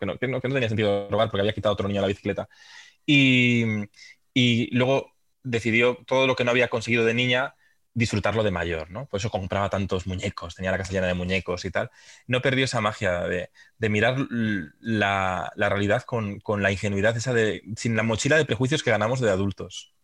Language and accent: Spanish; Santander, Cantabria, Spain; Yo soy de Santander, sí que iba al campo al, a ver al Racing